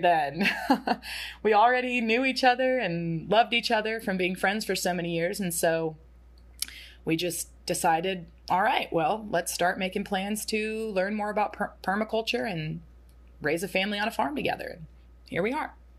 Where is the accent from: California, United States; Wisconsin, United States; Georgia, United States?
Georgia, United States; Atlanta; Zach and I grew up in and around Atlanta